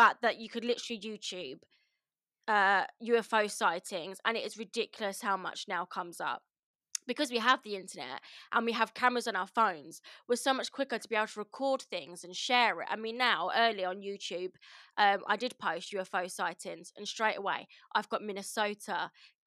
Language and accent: English; Kent, South East England, United Kingdom; we're from Kent